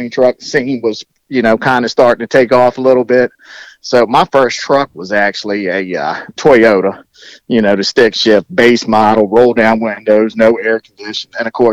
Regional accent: Southern Maryland, United States; also born or lived in Portsmouth, Virginia; being a military kid, you travel all over God's creation. And finally, we settled down in Maryland when I was in elementary school. So I pretty much grew up in Maryland, in Southern Maryland

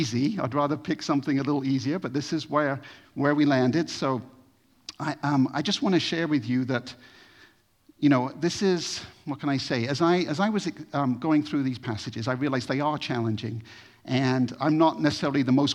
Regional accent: United States; moved away as an adult; I'm American

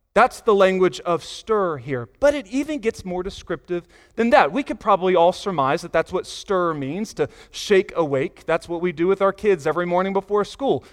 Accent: Virginia Beach, Virginia, United States; moved away as an adult; also born or lived in North Carolina (grandparents); now in Pleasant View, Tennessee, United States; I was from the eastern part of Virginia, Virginia Beach, Norfolk area

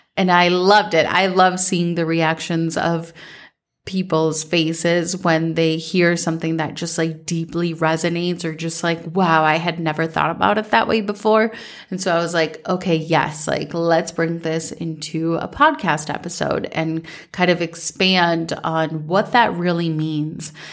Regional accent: Minnesota, United States; growing up in Minnesota

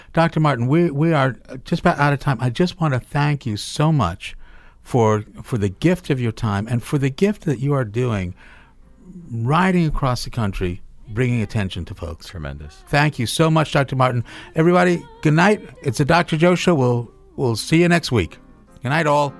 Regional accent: Cape Town, Western Cape, South Africa; now in United States; I was born in Cape Town, South Africa

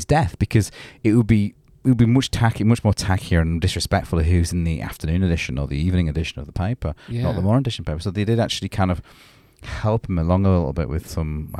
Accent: England, United Kingdom; I'm saying that as a pom.

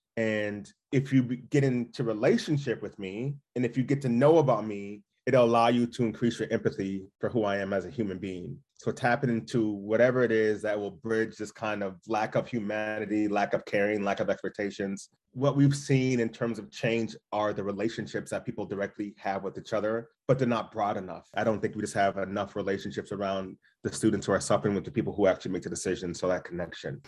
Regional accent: Duluth, Minnesota, United States; My history in my childhood growing up in Duluth, I had a good childhood, but I would have rather not grew up in Duluth

